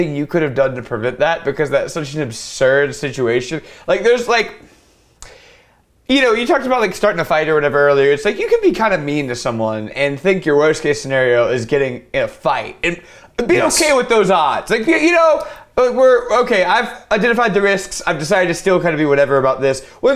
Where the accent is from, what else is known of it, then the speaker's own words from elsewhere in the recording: Louisiana, United States; I'm from Louisiana